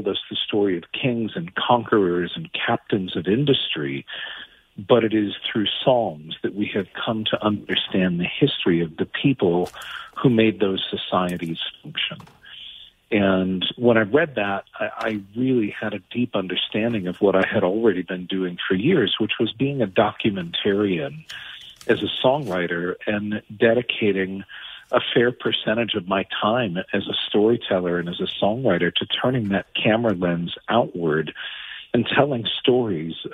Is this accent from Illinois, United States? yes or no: yes; Rockford, Illinois, United States; also born or lived in Seattle, Washington; I grew up in Rockford, Illinois